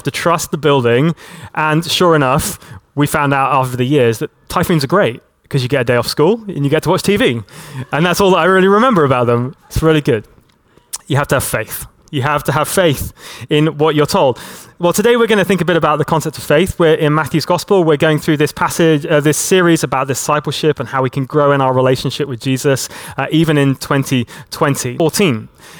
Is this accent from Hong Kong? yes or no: yes; Hong Kong; I grew up in Hong Kong, and in Hong Kong, about once every year, we would get a big typhoon that would come through the territory.